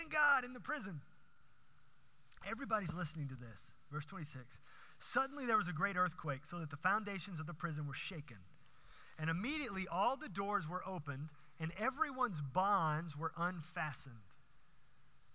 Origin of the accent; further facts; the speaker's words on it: Houston, Texas, United States; growing up in Houston